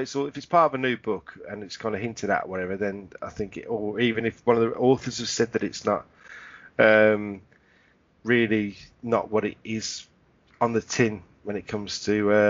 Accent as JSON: {"language": "English", "region": "England", "country": "United Kingdom", "said": "I was in total shock and I'm English."}